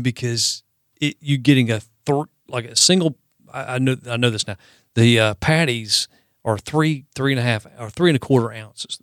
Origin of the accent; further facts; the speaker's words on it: the South, United States; There's a special place in my heart as a Southerner for Waffle House